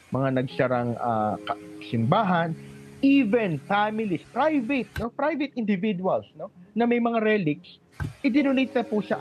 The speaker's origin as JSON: {"language": "Tagalog", "country": "Philippines", "said": "nung nalaman po nila Filipino ako"}